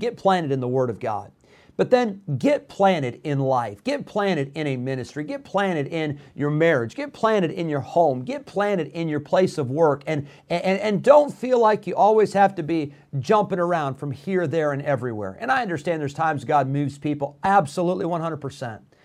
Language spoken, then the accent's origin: English; Rockford, Illinois, United States; also born or lived in California; we moved to Rockford, Illinois. My dad was planted there in Rockford, Illinois for 16 years.